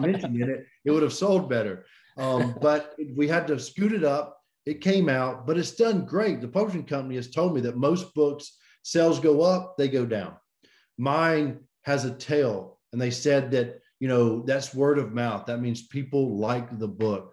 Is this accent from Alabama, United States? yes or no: yes; Birmingham, Alabama, United States; I'm from Birmingham, Alabama. This is where I grew up